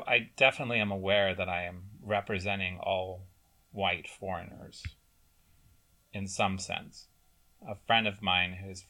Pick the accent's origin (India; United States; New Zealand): United States; moved away as an adult; now in Japan; And me, I'm always American.